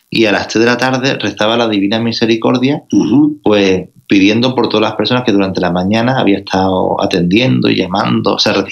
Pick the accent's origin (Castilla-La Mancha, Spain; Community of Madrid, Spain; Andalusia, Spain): Andalusia, Spain; Rota; accent: Andalusian; also born or lived in Barcelona; Pues mira, yo nací en Barcelona, en, la época en la que los andaluces emigraban al norte a trabajar. Ya, pero ya después me, crié en el sur de España, en Rota, Cádiz, y llevo toda la vida en, Andalucía.